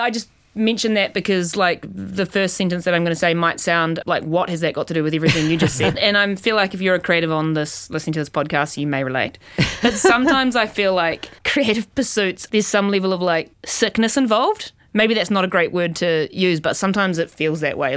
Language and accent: English; New Zealand; moved away as an adult; also born or lived in New York; now in Australia; as a New Zealander, because I'm a New Zealander